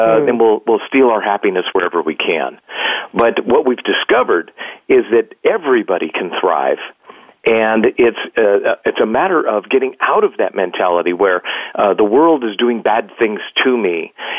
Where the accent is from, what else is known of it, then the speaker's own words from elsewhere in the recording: Burbank, California, United States; I was born in Burbank, California